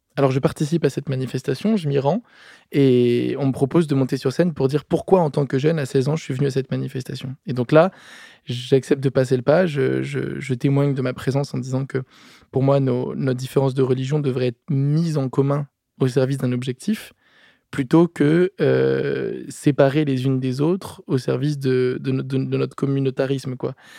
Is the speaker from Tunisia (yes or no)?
no; Paris, Île-de-France, France; je suis né euh, à Paris en 1992 et mes parents ont fait le choix de me scolariser dans une école complètement atypique à côté de chez moi